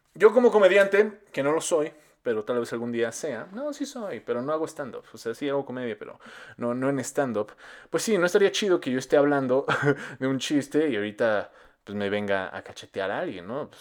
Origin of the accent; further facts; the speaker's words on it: Mexico; Nosotros como mexicanos